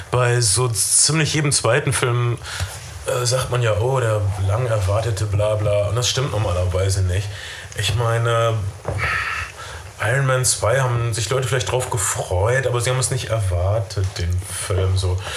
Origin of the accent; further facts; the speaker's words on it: North Rhine-Westphalia, Germany; Das also ist egal, aber ich komme aus Ostwestfalen